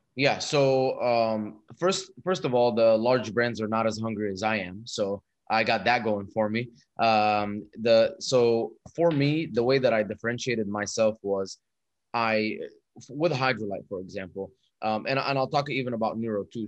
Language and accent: English; Dubai, United Arab Emirates; moved away as an adult; also born or lived in Egypt; now in United States; I was born in Egypt and moved to Dubai when I was two. Grew up there till I was 18. Moved to America to go to college